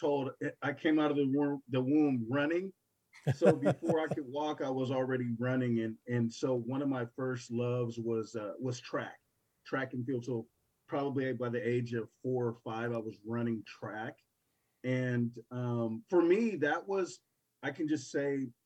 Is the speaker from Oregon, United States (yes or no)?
yes; Portland, Oregon, United States; growing up in Portland